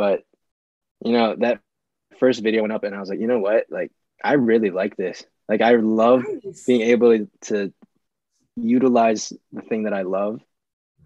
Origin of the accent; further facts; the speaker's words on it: Chesapeake, Virginia, United States; I am from Chesapeake, Virginia